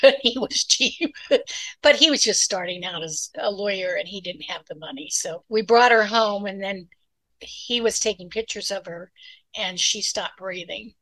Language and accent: English; Utah, United States; moved away as an adult; also born or lived in California; I was born in Utah and grew up in Utah, one of eight children